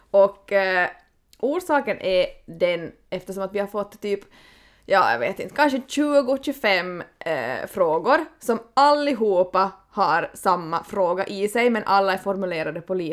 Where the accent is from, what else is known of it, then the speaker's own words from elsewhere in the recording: Vasa, Ostrobothnia, Finland; Det är skönt att vara hemma i Österbotten